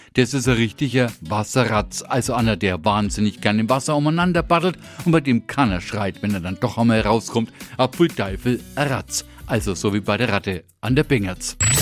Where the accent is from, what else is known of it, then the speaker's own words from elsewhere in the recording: Franconia, Germany; bei uns in Franken